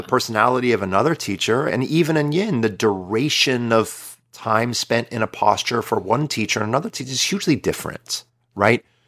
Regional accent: United States

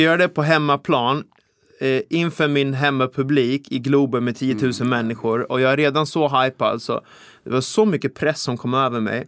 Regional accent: Vaxholm, Stockholm County, Sweden; now in Täby, Sweden; Jag är uppvuxen i Vaxholm här ute i skärgården, men jag har bott ja. i Täby nu typ halva mitt liv.

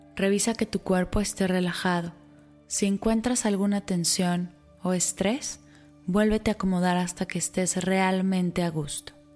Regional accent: Mexico; para los mexicanos, una fecha por la que mundialmente somos reconocidos

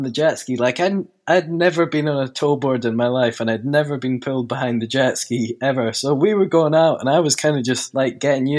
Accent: Isle of Tiree, Scotland, United Kingdom; I'm 16 years old, and I'm from the Isle of Tiree in Scotland.

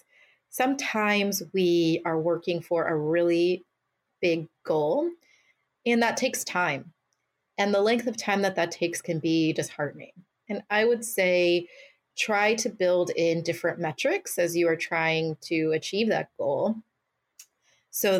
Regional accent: Mountain View, California, United States; my hometown, a community that invested in me

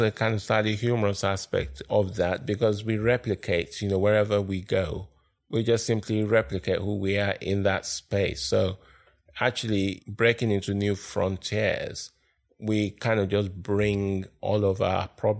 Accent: Nigeria; moved away as an adult; also born or lived in Lagos, Nigeria; now in London, United Kingdom; I was born in London, but I grew up in Nigeria.

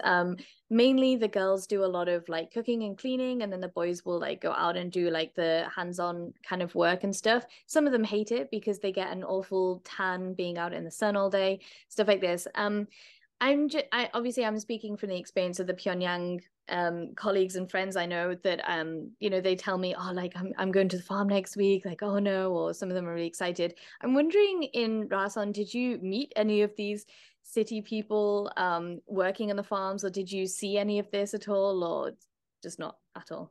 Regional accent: United Kingdom; as a British person

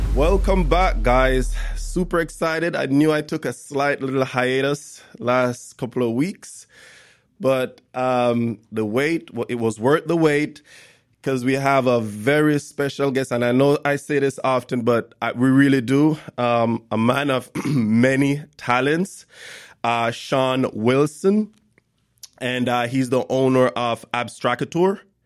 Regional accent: Jamaica; I grew up in Jamaica

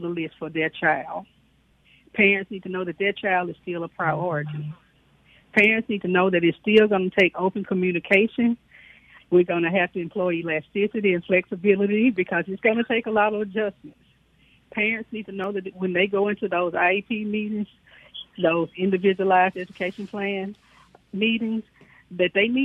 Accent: Houston, Mississippi, United States; I was born and raised in Chickasaw County in Houston, Mississippi.

